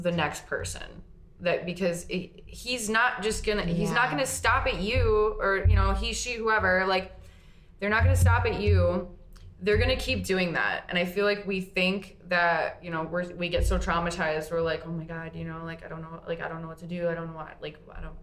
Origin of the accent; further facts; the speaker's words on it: East Coast, United States; now in Green Bay, United States; I'm from the East Coast